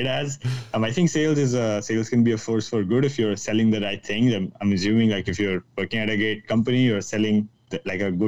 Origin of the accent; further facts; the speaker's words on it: Mumbai, Maharashtra, India; if you haven't caught it from my accent yet, I'm joining in from Mumbai, India. So like every Indian ever, I had to become an engineer or a doctor